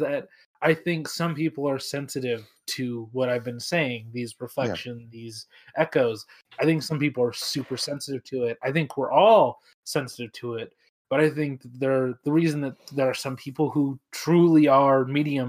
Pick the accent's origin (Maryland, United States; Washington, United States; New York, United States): Washington, United States; Washington, of course, my home state